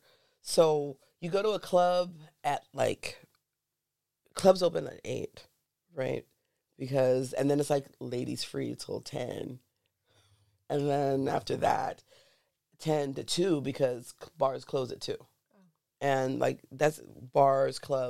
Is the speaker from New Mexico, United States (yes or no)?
no; Los Angeles, California, United States; moved away as an adult; now in Berlin, Germany; Well, I'm from California. I'm from